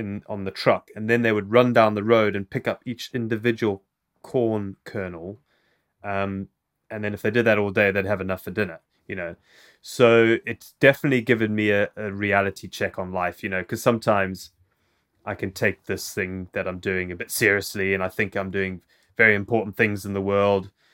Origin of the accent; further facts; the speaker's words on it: South Africa; first language English; moved away; also born or lived in Zimbabwe; I moved to South Africa when I was quite young